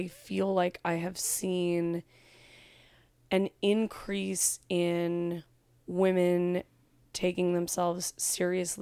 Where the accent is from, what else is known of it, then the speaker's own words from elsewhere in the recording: California, United States; I'm from California